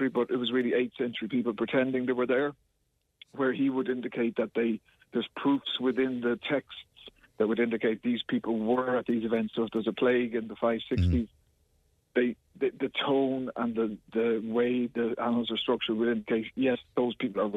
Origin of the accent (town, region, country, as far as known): Kerry, Munster, Ireland